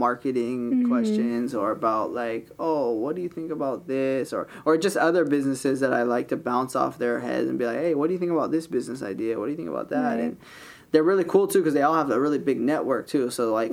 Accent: Kahuku, Hawaii, United States; also born or lived in Hauula, Hawaii / Laie, Hawaii; when I was going to school at Kahuku High School, there was no places to get your hair cut. So we always would drive down to town to get our hair cut. And so I was like, man, we need to open a shop out here.

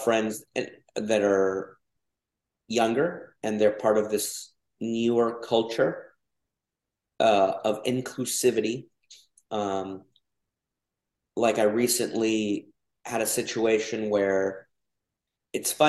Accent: Georgia, United States; accent: Southern; also born or lived in Mexico / Texas; I grew up in Georgia, or my Southern accent will come out

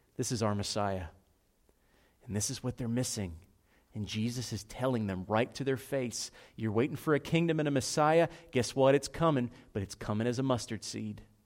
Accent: Philadelphia, Pennsylvania, United States; I'm from South Philadelphia

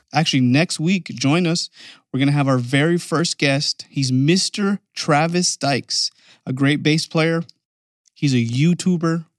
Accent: Canada; moved away; I'm from Canada

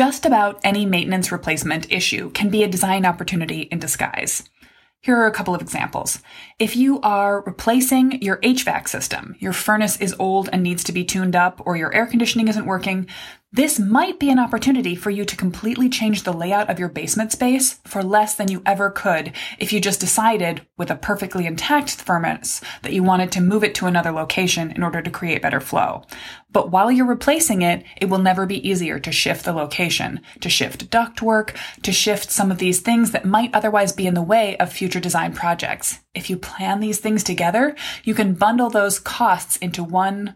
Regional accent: Midwest, United States; I was raised in the Midwest

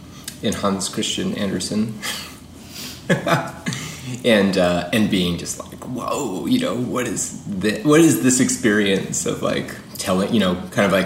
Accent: Framingham, Massachusetts, United States; also born or lived in Louisiana; I'm from Framingham, where I grew up

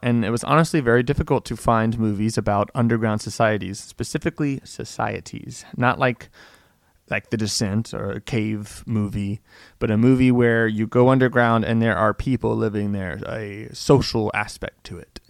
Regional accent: Tennessee, United States; I'm from Tennessee

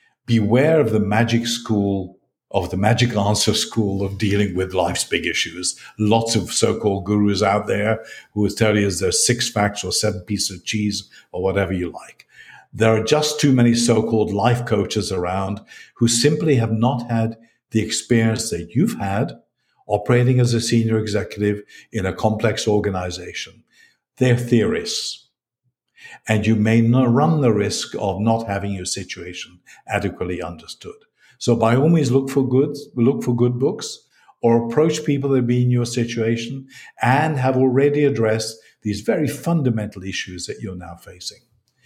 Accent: Glasgow, Scotland, United Kingdom; also born or lived in East London; My language cannot be said to be British English. And by the way, you need to know I grew up in Glasgow in East London.

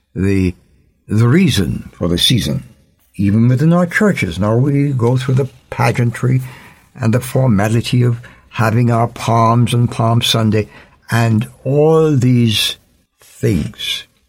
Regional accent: Jamaica; As a Jamaican

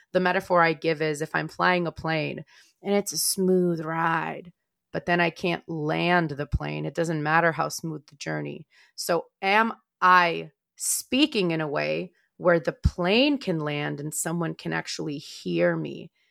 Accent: Moldova; moved away; also born or lived in Maryland, United States; I am not from Russia. I am from Moldova

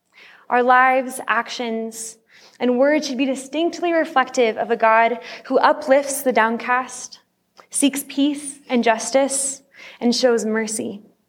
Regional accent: Turkey; While growing up in Turkey as a missionary kid, I attended Turkish school for much of elementary school.

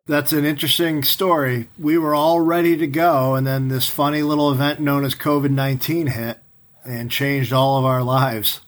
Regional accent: New York, United States; as a kid growing up in New York

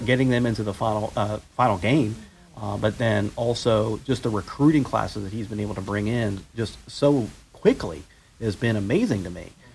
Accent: Florida, United States; when I was growing up in Florida

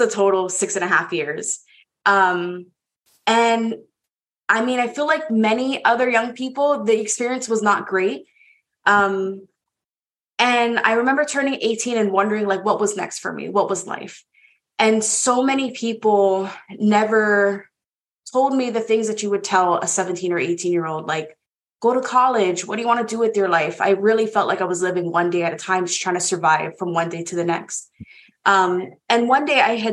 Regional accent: Hawaii, United States; moved away as an adult; now in Baltimore, United States; born and raised in Hawaii

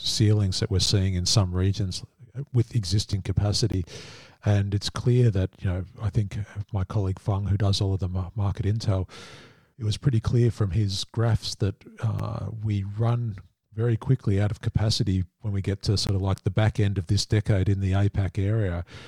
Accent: Australia; as an Australian

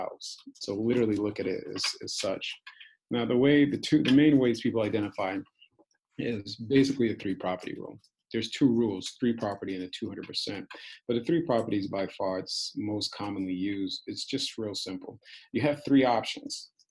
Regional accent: Hartford, Connecticut, United States; moved away as an adult; also born or lived in Brooklyn, New York; now in San Diego, United States; I'm from Hartford, Connecticut.

